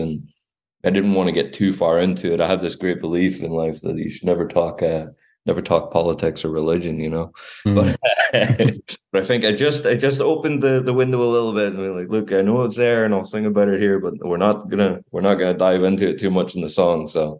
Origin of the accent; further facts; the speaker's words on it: Glasgow, Scotland, United Kingdom; I don't really like going back to Scotland, and I'm from Glasgow originally